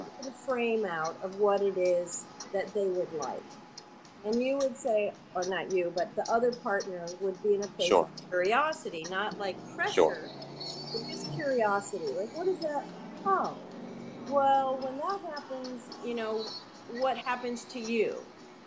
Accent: Atlanta, Georgia, United States; Atlanta, I come from Atlanta

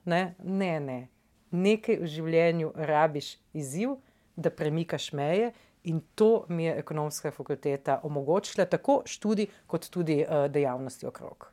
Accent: Nova Gorica, Goriška, Slovenia; prihajam iz Nove Gorice ne? in ja. v bistvu iz stanovanja vidim čez v Italijo

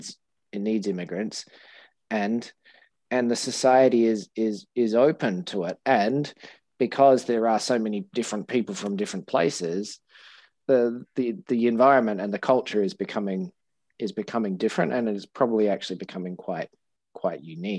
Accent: Western Australia, Australia; I'm from Western Australia, and so we call people from Western Australia sand gropers.

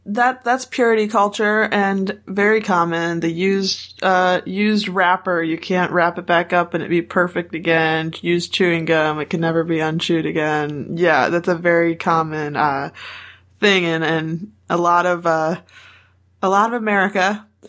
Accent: United States; we're all white Americans

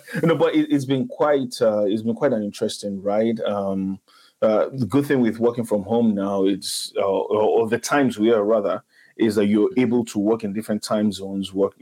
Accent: Nigeria; I'm Nigerian, so I'll always just fall back to Nigerian sayings

